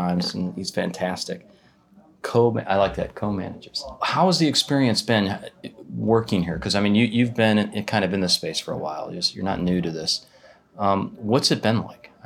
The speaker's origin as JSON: {"language": "English", "country": "United States", "said": "I'm an American."}